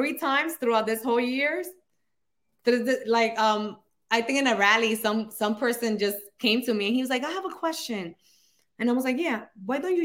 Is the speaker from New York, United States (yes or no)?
yes; New York City, New York, United States; accent: Dominican; also born or lived in Dominican Republic; I grew up here in the Bronx, New York. I came here when I was actually 3 years old. It was when my mom brought us here. And then she went back to the Dominican Republic when I was 7, and then came back when I was 9, and we never left again.